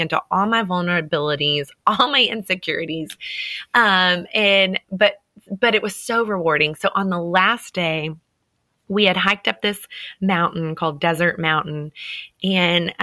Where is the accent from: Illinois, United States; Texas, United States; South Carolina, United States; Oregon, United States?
Texas, United States; I love being a Texan because we have this Texan pride